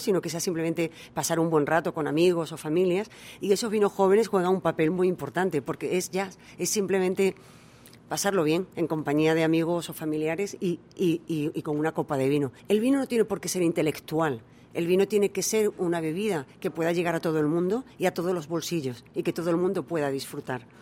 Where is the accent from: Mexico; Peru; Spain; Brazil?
Spain; Almendralejo, Extremadura; moved away as an adult; also born or lived in United States / England; now in South Korea; Almendralejo, la ciudad donde yo, de donde yo soy, es una ciudad del vino.